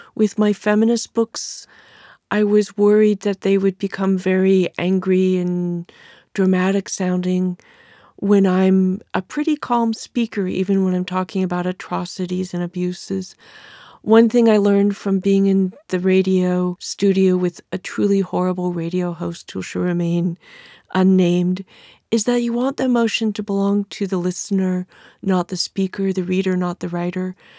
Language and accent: English; California, United States; accent: California; my female California voice